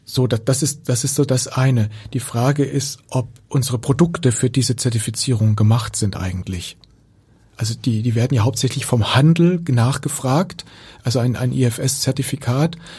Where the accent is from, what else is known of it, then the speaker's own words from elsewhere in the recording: Germany; hier bei uns in Deutschland